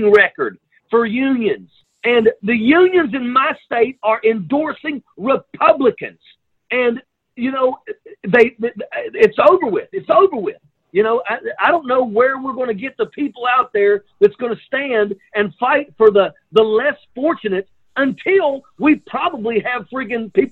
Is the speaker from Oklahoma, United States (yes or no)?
no; Blair Mountain, West Virginia, United States; my hometown right here